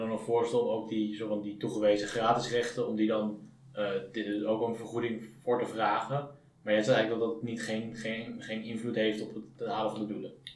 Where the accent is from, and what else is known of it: Netherlands